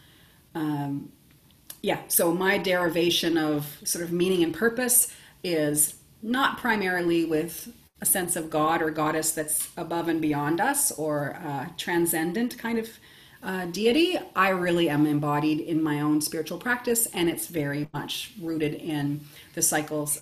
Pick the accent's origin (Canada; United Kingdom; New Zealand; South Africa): Canada; Nova Scotia; moved away as an adult; also born or lived in Ontario; I'm originally from Nova Scotia